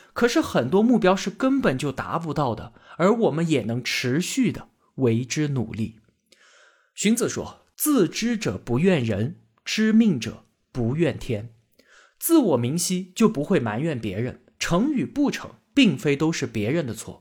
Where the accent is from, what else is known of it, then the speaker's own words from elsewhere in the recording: China; 我们中国人是一个什么样的精神状态